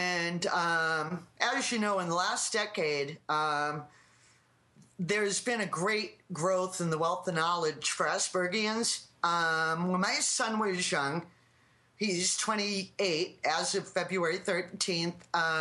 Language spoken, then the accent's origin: English; Plymouth, Massachusetts, United States; I'm from Plymouth, Mass